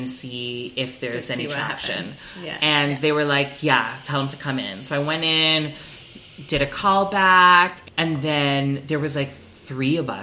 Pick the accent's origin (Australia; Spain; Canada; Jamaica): Canada; Toronto, Ontario; I'm like, Toronto